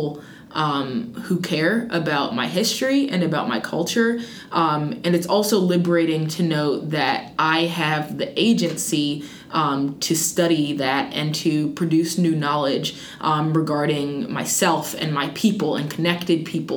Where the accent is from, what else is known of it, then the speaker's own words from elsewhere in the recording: Wichita, Kansas, United States; now in North Carolina, United States; growing up in Wichita, Kansas, just a very white world